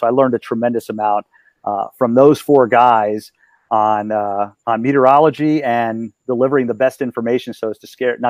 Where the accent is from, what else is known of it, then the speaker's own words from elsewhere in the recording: Hawaii, United States; born there; No, I was born in Hawaii because my dad was in the Marine Corps. So I want to go back to Hawaii.